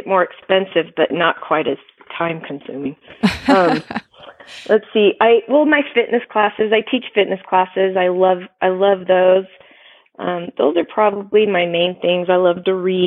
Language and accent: English; California, United States; now in Utah, United States; I live in Utah. I'm from California, but I live here now